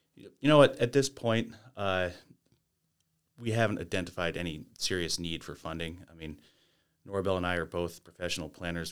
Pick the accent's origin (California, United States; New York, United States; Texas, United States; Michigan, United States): New York, United States; Lake Placid; also born or lived in Bolton, New York; I grew up in the Adirondacks and Bolton and Lake Placid and, uh, traveled around and came back to the area